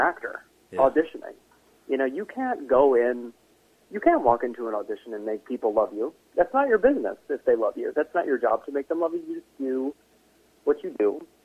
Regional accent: Connecticut, United States; now in New York, United States; I grew up in Connecticut, but we would go into New York a lot

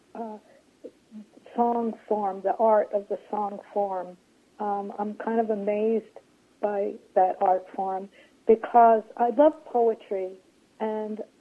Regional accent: New York City, New York, United States; I grew up on Coney Island

